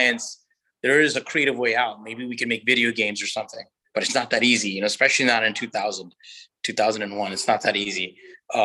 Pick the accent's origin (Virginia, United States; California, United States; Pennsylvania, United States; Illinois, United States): Virginia, United States; Virginia Beach; my hometown in Virginia Beach, where I'm from